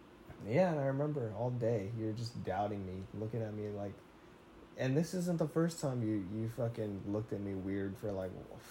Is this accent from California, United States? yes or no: yes; Bay Area, California, United States; Every time I told somebody I was from the Bay Area